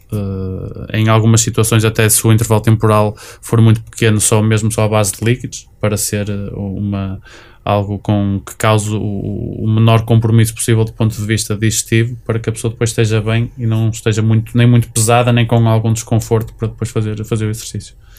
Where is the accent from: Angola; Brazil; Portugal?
Portugal; Matosinhos, Norte; sou de Matosinhos